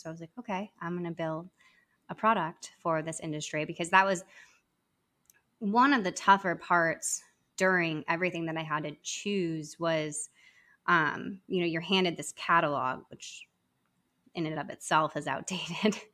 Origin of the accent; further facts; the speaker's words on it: Arizona, United States; moved away as an adult; now in New York City, United States; I'm originally from Arizona